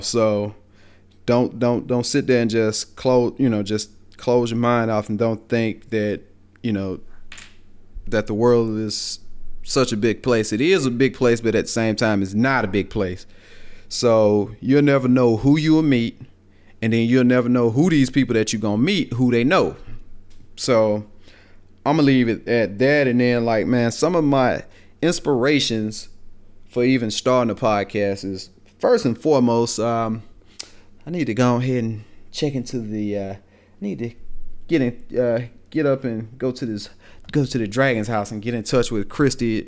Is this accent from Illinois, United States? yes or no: no; Greensboro, Alabama, United States; accent: Southern, country; I was raised down here in Greensboro